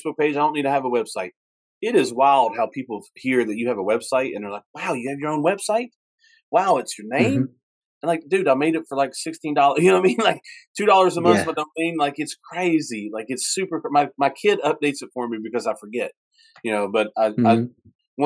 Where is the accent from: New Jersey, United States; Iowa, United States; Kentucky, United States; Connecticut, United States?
Kentucky, United States; also born or lived in Huntington/Charleston area, West Virginia; now in West Virginia, United States; I'm from Kentucky